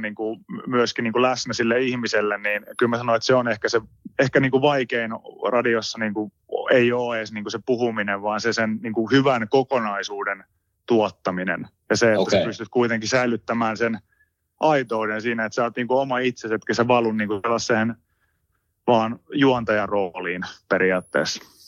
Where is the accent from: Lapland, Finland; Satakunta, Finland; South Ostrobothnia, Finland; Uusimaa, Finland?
Satakunta, Finland; Pori; now in Helsinki, Finland; mä oon kasvanut siihen ihan niin kuin syntymästä asti, että mulla on hyvin – hyvin normaalia se, se tyyli ja tapa, millä niin kuin keskustellaan vaikka porilaisten kesken. Mä oon vasta huomannut itse asiassa niin kuin siinä vaiheessa, kun mä muutin pois Porista